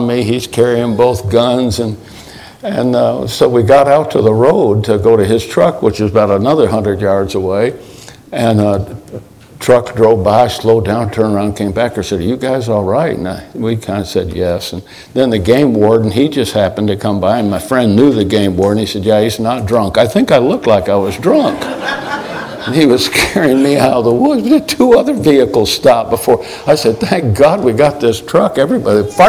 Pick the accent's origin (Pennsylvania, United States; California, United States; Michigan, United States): Michigan, United States; I grew up in Michigan.